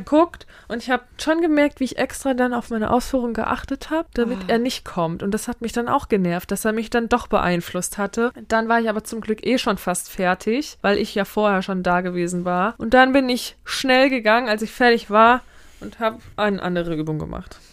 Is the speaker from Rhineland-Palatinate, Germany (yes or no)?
yes; Mainz, Rhineland-Palatinate, Germany; also born or lived in Harburg, Hamburg; now in Hamburg, Germany; als gebürtige Mainzerin